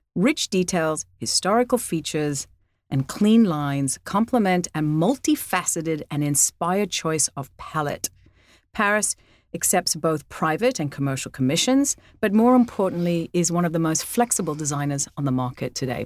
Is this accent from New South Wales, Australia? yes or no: yes; Sydney, New South Wales, Australia; I grew up in Australia